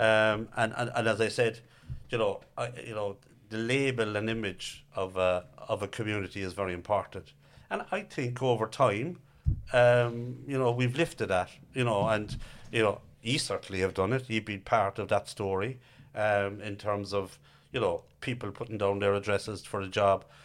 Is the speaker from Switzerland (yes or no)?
no; Cork, Munster, Ireland; I'm from Knackenheaney, Harryhill